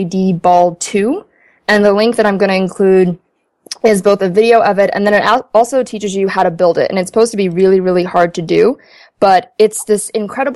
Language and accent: English; Ethiopia; now in United States; I was born in Ethiopia